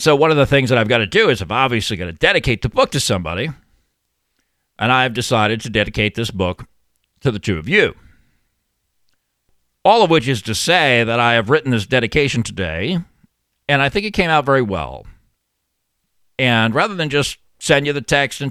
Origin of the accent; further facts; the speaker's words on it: Long Island, New York, United States; the upper-middle-class suburban neighborhood where I grew up on Long Island